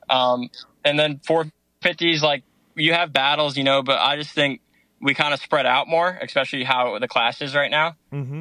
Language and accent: English; Danbury, Connecticut, United States; moved away; I'm from Danbury, Connecticut